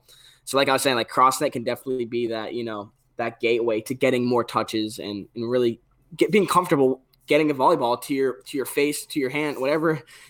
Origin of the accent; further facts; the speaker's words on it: New England, United States; CanJam is huge in New England, where we grew up in Northeast.